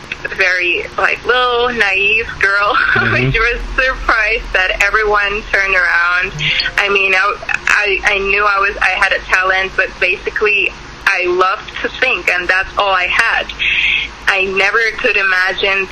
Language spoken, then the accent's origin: English; Ukraine; moved away as an adult; also born or lived in Yerevan, Armenia; now in Los Angeles, United States; I was born in Armenia, Yerevan, and then I moved with my family to Ukraine, and then I lived there around 20 years, and now I'm